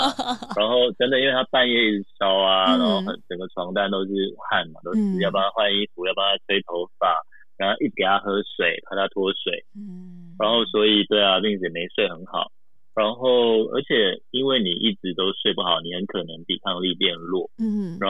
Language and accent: Chinese; Taiwan; moved away as an adult; also born or lived in Japan; 对，所以因为从小在台湾长大嘛，我也是第一次到日本，第一次看到雪